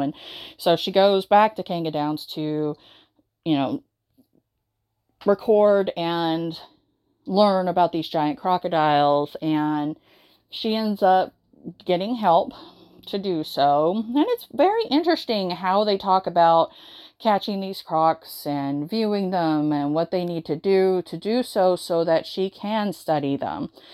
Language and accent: English; the South, United States; growing up in the South, in the United States